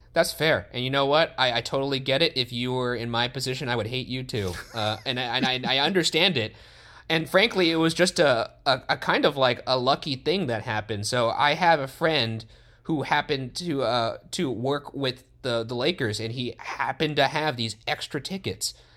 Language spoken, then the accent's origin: English; Los Angeles, California, United States; we grew up in Los Angeles